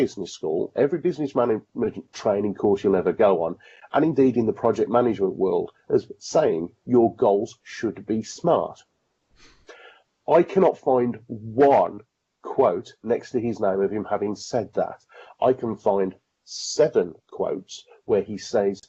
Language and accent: English; Birmingham, West Midlands, United Kingdom; I'm a Brummie